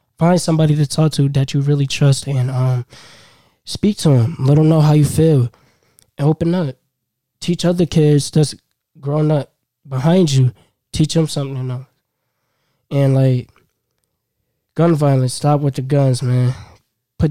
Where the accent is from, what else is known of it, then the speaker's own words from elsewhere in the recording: Buffalo, New York, United States; I grew up on the east side of Buffalo.